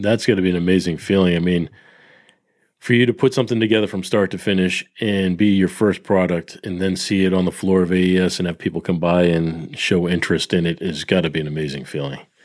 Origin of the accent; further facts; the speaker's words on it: Peabody, Massachusetts, United States; my hometown in Peabody